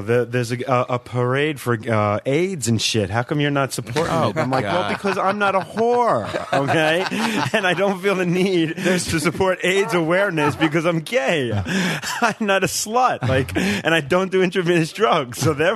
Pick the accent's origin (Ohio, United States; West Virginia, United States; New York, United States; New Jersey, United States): New York, United States; Long Island; accent: Long Island mix; moved away as an adult; also born or lived in Queens, New York; now in Los Angeles, United States; I grew up on Long Island. I was born in Queens.